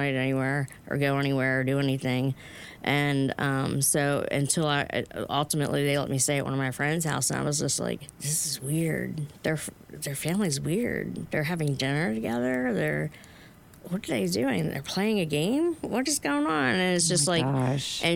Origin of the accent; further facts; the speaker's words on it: Baltimore, Maryland, United States; I grew up in Curtis Bay as a child